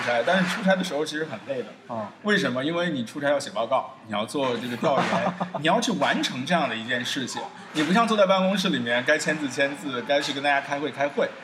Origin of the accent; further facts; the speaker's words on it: China; 我作为一个中国人，我，我是我们这一代成长起来的时候，八零嗯，中的嗯，年嗯，代嗯